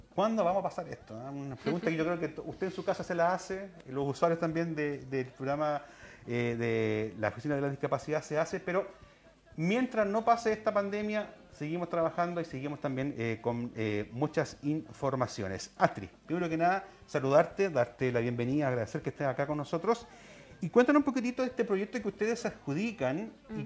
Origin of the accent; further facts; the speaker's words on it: Chile; como chilenos